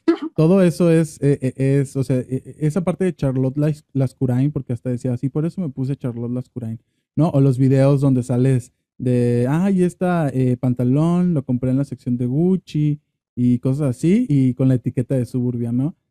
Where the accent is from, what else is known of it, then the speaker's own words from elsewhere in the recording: Dimas, Sinaloa, Mexico; now in Guadalajara, Mexico; yo también nací en un pueblo, ¿no? Es un pueblo que ni, van a conocer, se llama Dimas en Sinaloa